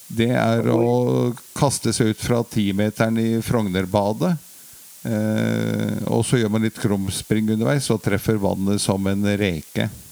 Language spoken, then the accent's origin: Norwegian; Oslo, Norway; er oppvokst uh, på Marienlyst